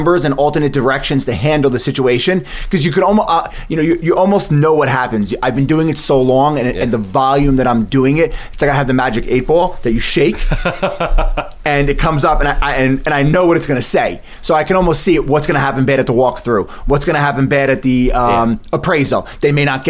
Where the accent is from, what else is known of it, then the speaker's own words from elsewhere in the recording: Bellmore, New York, United States; I grew up in Belmore, Nassau County, was never the school person